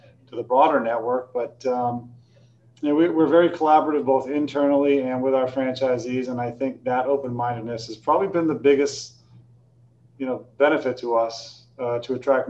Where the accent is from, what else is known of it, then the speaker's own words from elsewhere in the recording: Maine, United States; also born or lived in California; I'm from Maine